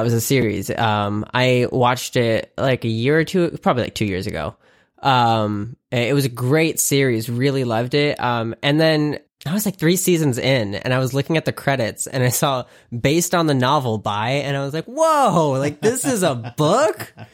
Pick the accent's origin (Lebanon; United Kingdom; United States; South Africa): United States; the South; now in California, United States; I grew up in the South and, like, the South has manners